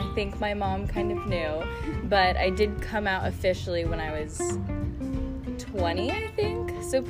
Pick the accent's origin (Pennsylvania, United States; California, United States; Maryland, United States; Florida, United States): California, United States; San Jose; moved away as an adult; now in Chico, United States; Born and raised in San Jose, and then I moved to Chico just for college. Hopefully, I'm going to move out after these 4 years.